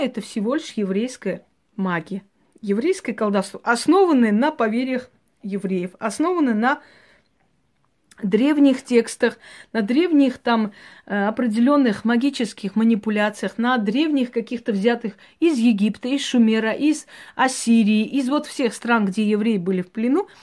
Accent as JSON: {"language": "Russian", "country": "Georgia", "tie": "born or raised there", "said": "я родилась в Грузии"}